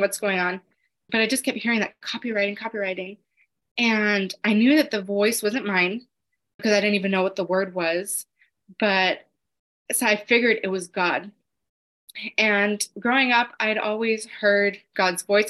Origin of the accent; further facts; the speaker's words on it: Los Angeles, California, United States; I'm from Los Angeles.